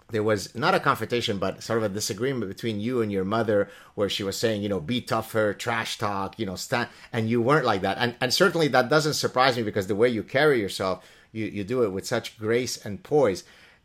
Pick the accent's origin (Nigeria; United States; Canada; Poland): Canada; Not because he's Canadian and I'm Canadian.